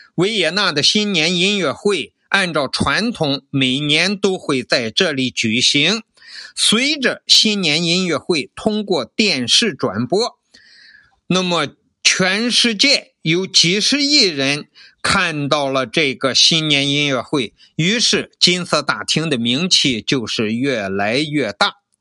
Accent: China; 我们中国人

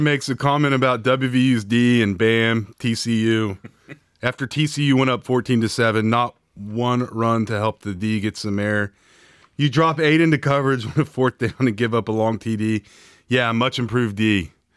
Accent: Morgantown, West Virginia, United States; I grew up on Route seventy-three, leaving Morgantown the road that had two titty bars

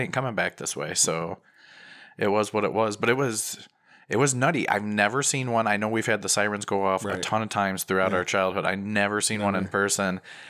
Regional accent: Midwest, United States; I'm a Midwesterner, so I'm going to go outside and stare at it until it gets close

